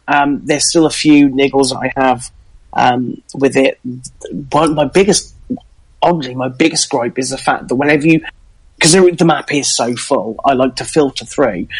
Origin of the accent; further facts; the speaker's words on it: England, United Kingdom; being English